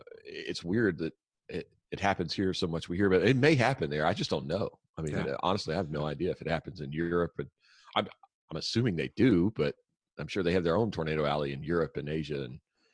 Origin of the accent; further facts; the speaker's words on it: Louisiana, United States; I grew up in Louisiana